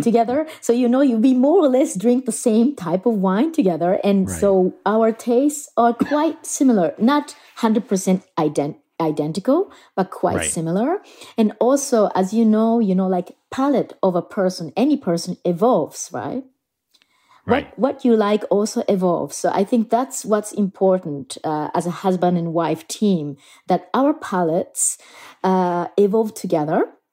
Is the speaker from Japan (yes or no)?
yes; Japan; moved away as an adult; also born or lived in Germany; now in Burgundy, France; I am originally from Japan